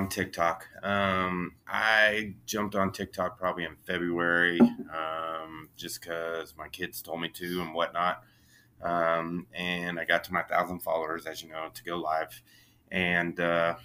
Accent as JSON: {"language": "English", "town": "Monett", "region": "Missouri", "country": "United States", "tie": "born or raised there", "moved": "as an adult", "lives_now": "Kansas City, United States", "said": "I grew up in a little town called Monette, Missouri in Southwest Missouri"}